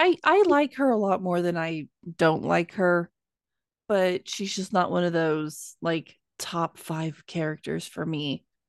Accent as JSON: {"language": "English", "region": "Texas", "country": "United States", "said": "I'm from Texas."}